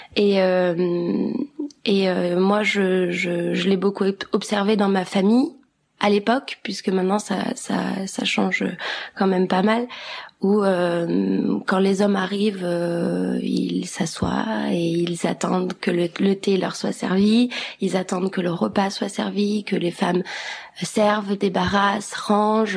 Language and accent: French; Kosovo; moved away; je viens du Kosovo